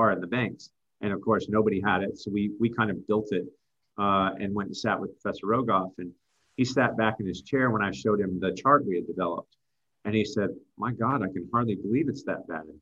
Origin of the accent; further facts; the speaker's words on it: United States; as an American